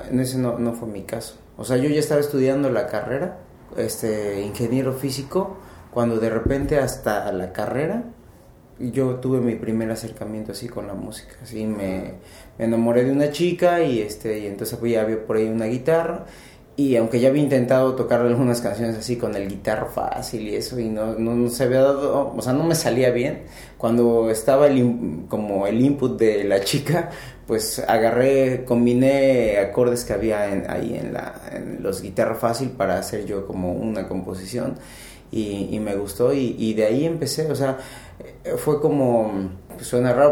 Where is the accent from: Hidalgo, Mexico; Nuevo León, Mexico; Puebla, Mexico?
Hidalgo, Mexico; Pachuca; also born or lived in Ensenada, Baja California / Mexico City; el DF, pero desde hace como 20 años estoy en Pachuca y siempre cuando me preguntan de dónde soy, yo digo que soy de Pachuca.